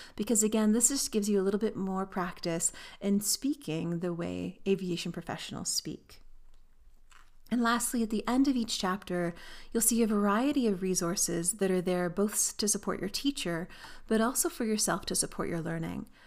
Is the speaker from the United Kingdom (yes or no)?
no; Canada; I'm Canadian, so I would learn to fly and earn my pilot licenses in Canada